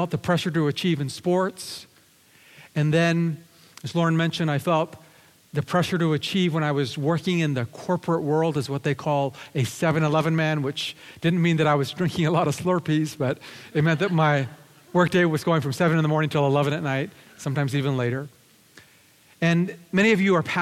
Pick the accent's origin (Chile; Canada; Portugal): Canada; Lower Mainland, British Columbia; also born or lived in Japan; now in Vancouver, Canada; I was raised here in British Columbia in the Lower Mainland, but I'm originally from Japan